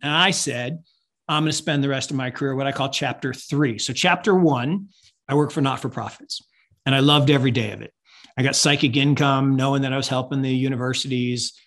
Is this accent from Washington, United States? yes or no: yes; Seattle, Washington, United States; I grew up in Seattle